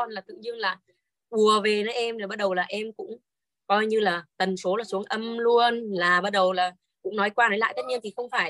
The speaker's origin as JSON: {"language": "Vietnamese", "region": "Hà Tĩnh", "country": "Vietnam", "tie": "born or raised there", "lives_now": "Hanoi, Vietnam", "said": "em mời bố em ra nhà em chơi ở Hà Nội ấy quê em là ở Hà Tĩnh còn uh"}